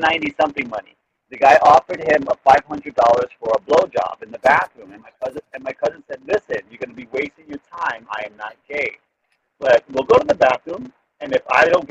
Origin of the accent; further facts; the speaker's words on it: New York City, New York, United States; moved away; also born or lived in Hollywood; Growing up in the Bronx, there was always shootings